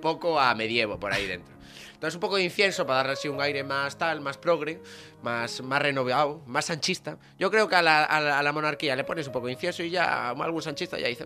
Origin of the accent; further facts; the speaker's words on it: Vigo, Galicia, Spain; yo soy de Vigo.